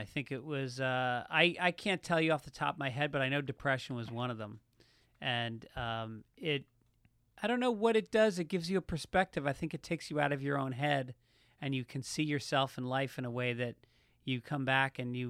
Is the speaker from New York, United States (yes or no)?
yes; Tarrytown, New York, United States; No, it's very mixed. There was a General Motors plant in town. So it's actually the most diverse population outside of New York City in the state